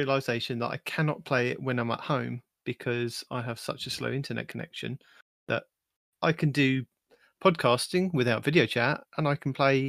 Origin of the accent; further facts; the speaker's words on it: United Kingdom; I'm the British guy.